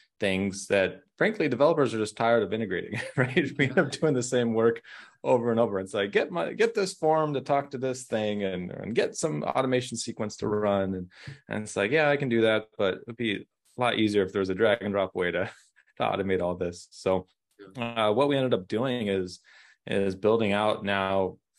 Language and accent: English; Orange County, California, United States; moved away; I'm originally from Orange County, California